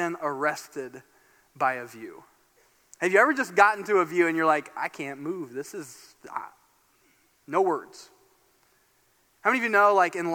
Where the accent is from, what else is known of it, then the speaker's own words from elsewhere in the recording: Fort Wayne, Indiana, United States; I grew up in Indiana, in Fort Wayne, Indiana, northeast Indiana